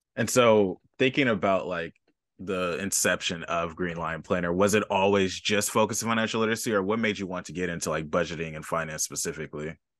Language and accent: English; Los Angeles, California, United States; I grew up near Jesse Owens Park off of, like, Century and Western